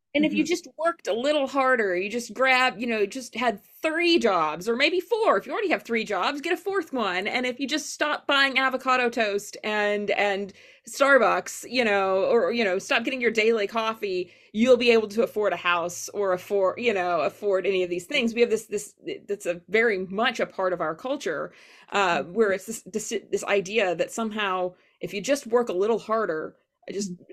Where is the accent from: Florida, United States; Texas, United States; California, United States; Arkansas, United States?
Arkansas, United States; Fort Smith; Fort Smith public schools were not that great. I grew up in Arkansas